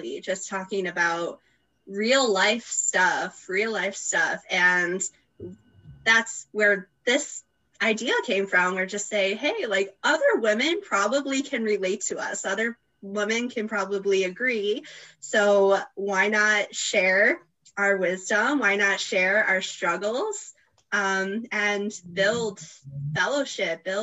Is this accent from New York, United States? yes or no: yes; New York, United States; from New York